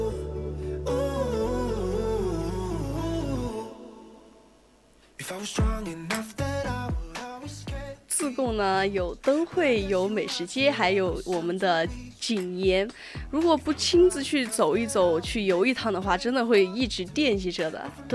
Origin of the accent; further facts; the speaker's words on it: Sichuan, China; 我们川妹子怎么能不吃辣呢？